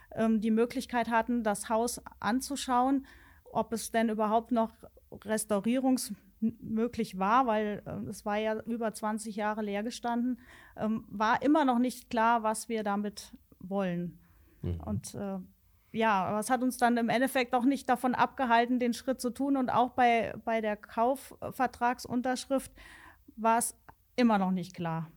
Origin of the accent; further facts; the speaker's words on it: Alsfeld, Hesse, Germany; Ich als gebürtige Alsfelderin